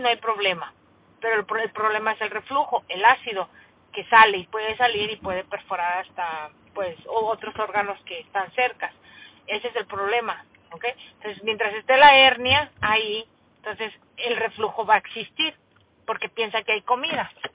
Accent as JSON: {"language": "Spanish", "country": "Mexico", "said": "como mexicana que soy"}